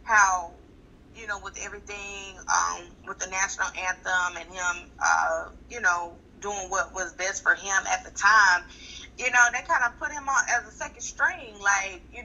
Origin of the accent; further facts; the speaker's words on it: Tuskegee, Alabama, United States; I was raised in Tuskegee